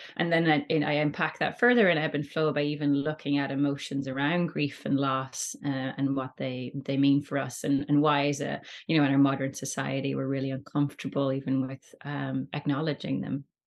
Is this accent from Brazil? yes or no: no; Rossnowlagh, Ulster, Ireland; we grew up in Rusnawdda, myself and my sister, uh, so it's a really great beach in Donegal